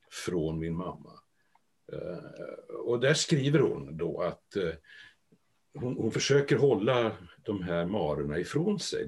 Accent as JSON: {"language": "Swedish", "town": "Trollhättan", "region": "Västra Götaland", "country": "Sweden", "tie": "born or raised there", "said": "Född och uppväxt i Trollhättan"}